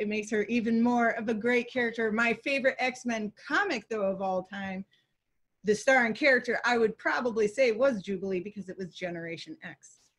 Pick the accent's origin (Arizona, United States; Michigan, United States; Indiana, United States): Michigan, United States; Holland; also born or lived in Chicago area; I was born in the Chicago area, but my family moved around a lot, and we finally settled when I was about 6 years old in Holland, Michigan.